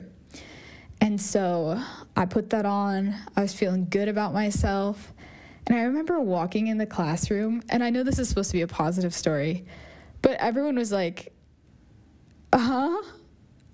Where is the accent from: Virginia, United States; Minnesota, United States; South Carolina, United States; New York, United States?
Virginia, United States; Northern; I grew up in Northern Virginia